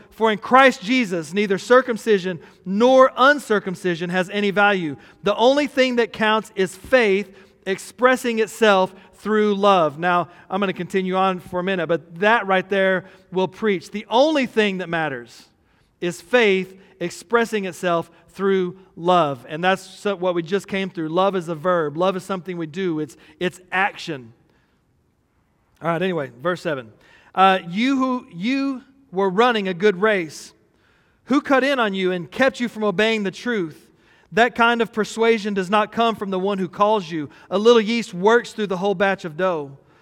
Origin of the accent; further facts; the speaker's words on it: Texas, United States; we're from Texas